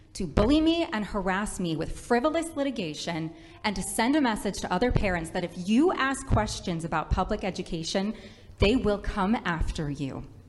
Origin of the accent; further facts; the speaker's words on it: Rhode Island, United States; I am a mother from Rhode Island